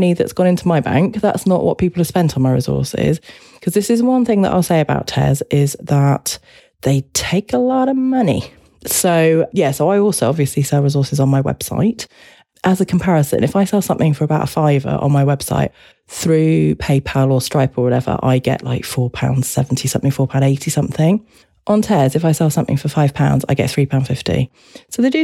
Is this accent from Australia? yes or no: no; United Kingdom; as a British person